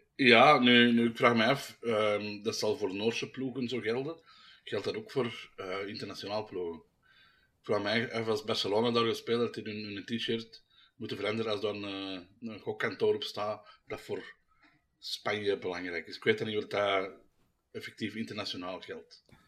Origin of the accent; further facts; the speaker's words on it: Antwerp, Flanders, Belgium; Ik ben van Eker